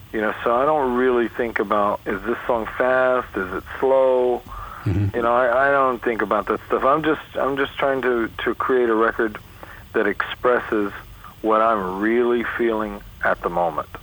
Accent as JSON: {"language": "English", "region": "New York", "country": "United States", "moved": "yes", "lives_now": "California, United States", "said": "I'm from New York originally"}